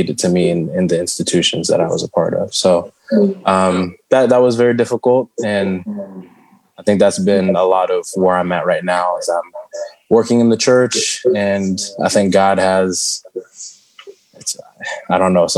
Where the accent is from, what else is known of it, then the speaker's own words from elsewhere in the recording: United States; first language Shona; I'm not really from Zimbabwe. I wasn't born there. And then you're in America and you're trying to explain, oh, I'm not just African-American, I'm Zimbabwean-American. Oh, but you're born here, so you're American.